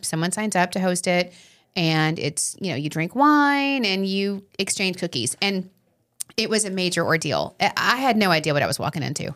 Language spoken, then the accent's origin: English; Long Island, New York, United States